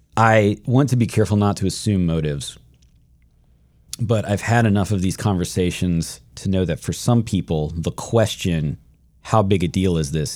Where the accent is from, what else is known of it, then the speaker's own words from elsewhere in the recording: Shenandoah Valley, Virginia, United States; I grew up in Shenandoah Valley, Virginia, white, white, white, white, white